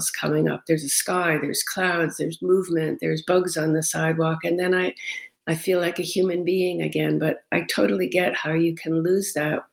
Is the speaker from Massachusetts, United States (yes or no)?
yes; Cape Cod, Massachusetts, United States; moved away; also born or lived in Rochester, New York; I grew up on Cape Cod and lived in Massachusetts for a while, but I lived in Rochester a lot for a long time